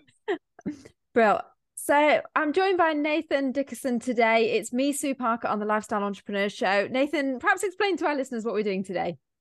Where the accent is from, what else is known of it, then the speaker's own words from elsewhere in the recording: near Cheshire or Manchester, North West England, United Kingdom; I'm near Cheshire or near Manchester.